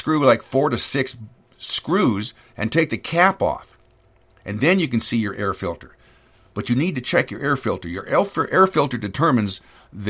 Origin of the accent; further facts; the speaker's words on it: California, United States; moved away as an adult; also born or lived in Sacramento; now in North Idaho, United States; I'm an idiot from California